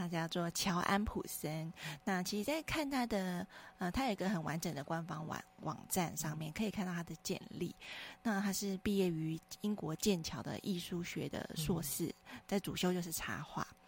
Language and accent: Chinese; Taiwan; 我们台湾人心中